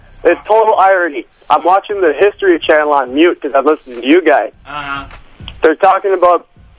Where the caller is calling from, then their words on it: St. Louis Park, Minnesota, United States; I'm calling from St. Louis Park, Minnesota.